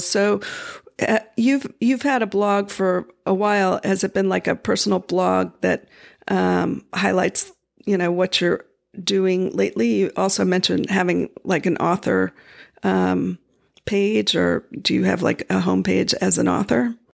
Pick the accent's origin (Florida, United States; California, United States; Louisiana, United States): Florida, United States; I grew up in Florida